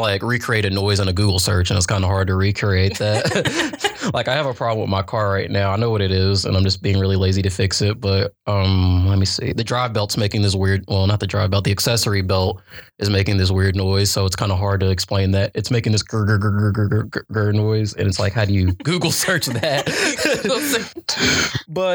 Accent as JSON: {"language": "English", "town": "Gastonia", "region": "North Carolina", "country": "United States", "said": "I come from Gastonia. It's not like an upper metropolitan place"}